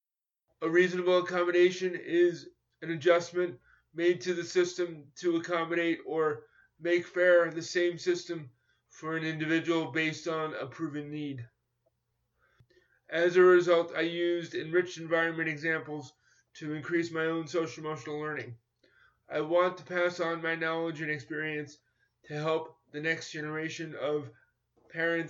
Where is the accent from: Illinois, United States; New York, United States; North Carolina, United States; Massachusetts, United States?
New York, United States; I grew up in New York in competitive schools where it was mainstreamed in the 1970s and 1980s